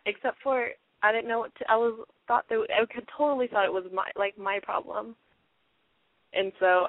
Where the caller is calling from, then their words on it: Seattle, Washington, United States; I'm 17 from Seattle.